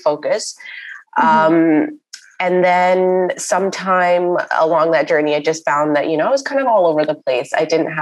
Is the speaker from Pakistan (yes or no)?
yes; Karachi, Sindh, Pakistan; moved away as an adult; now in Toronto, Canada; I had this small online business back in my hometown of Karachi